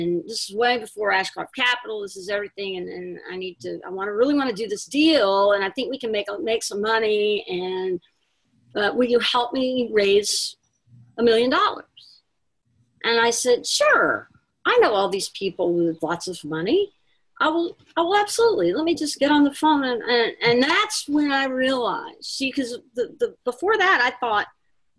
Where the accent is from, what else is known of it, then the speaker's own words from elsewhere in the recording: Houston, Texas, United States; moved away as an adult; now in New York, United States; I grew up in Houston